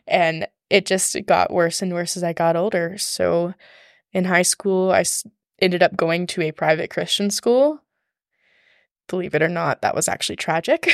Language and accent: English; Georgia, United States; also born or lived in Atlanta, Georgia / Rome, Georgia; I was born and raised in Georgia